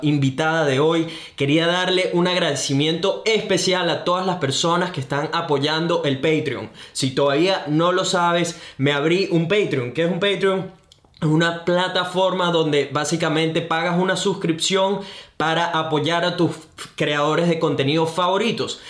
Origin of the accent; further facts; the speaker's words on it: Venezuela; now in Brisbane, Australia; soy un venezolano, un latino que vive en Brisbane, Australia